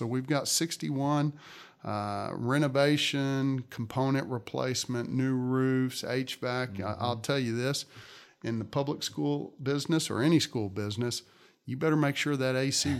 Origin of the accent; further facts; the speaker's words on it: Katy, Texas, United States; When I grew up in Katy and graduated Taylor High School in 1983, there were a little less than 10,000 kids in the district.